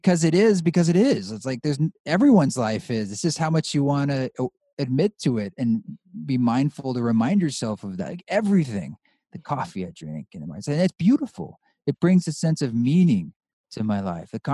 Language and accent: English; Pacific Northwest, United States; moved away as an adult; also born or lived in New York City; I grew up in the Northwest, Pacific Northwest